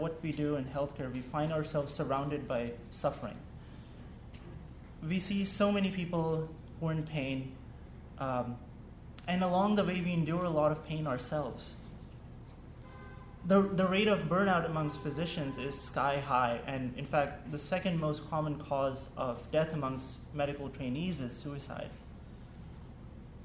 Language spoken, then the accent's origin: English; Pakistan; first language Urdu; English is a second language; moved away; growing up in Pakistan, English was a second language for me